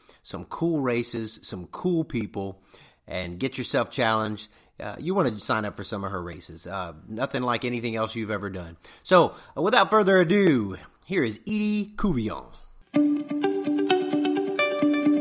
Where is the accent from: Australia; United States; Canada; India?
United States; Cajun, Louisiana; accent: Cajun; my Cajun accent's going to come out because she's a fellow Cajun